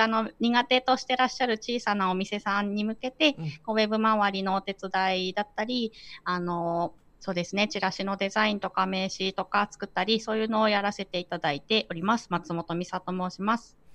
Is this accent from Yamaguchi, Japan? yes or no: no; Iwaki, Fukushima, Japan; also born or lived in Tokyo; now in Iwaki, Japan; 福島県いわき市の出身なんですけはど